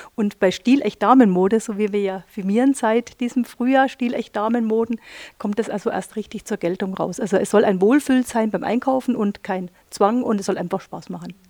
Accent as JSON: {"language": "German", "town": "Neuburg an der Donau", "region": "Bavaria", "country": "Germany", "said": "ich komme selber aus dem Unternehmen heraus, aus dem Textil, großen ha äh, Textilhaus heraus, aus Neuburg an der Donau, wo meine Eltern das Geschäft betreiben"}